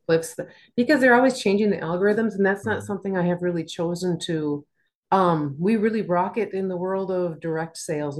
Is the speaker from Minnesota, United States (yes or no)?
yes; Minnesota, United States; growing up in Minnesota